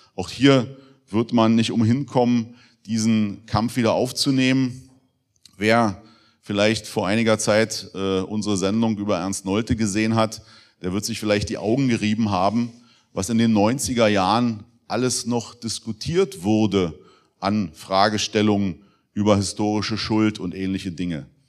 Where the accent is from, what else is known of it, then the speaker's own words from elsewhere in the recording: Germany; als Deutsche leben zu dürfen